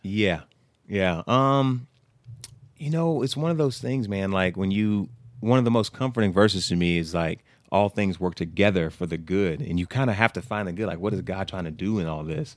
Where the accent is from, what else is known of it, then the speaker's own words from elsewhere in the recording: Humble, Texas, United States; we're both from Humble.